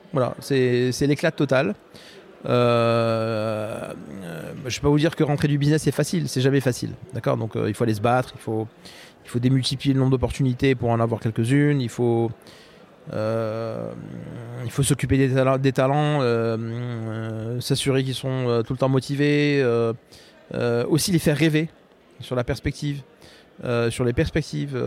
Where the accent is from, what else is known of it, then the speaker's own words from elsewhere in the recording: Morocco; moved away as an adult; now in Rennes, France; je suis né au Maroc et j'ai grandi au Maroc.